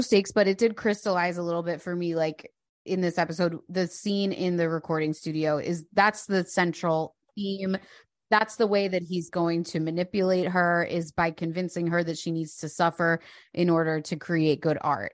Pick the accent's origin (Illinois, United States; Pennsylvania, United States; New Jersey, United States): Pennsylvania, United States; Delaware County, outside Philadelphia; I grew up in Delco